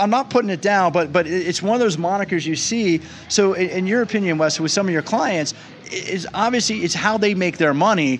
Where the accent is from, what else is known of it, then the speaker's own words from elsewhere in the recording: Silver Spring, Maryland, United States; I'm from Silver Spring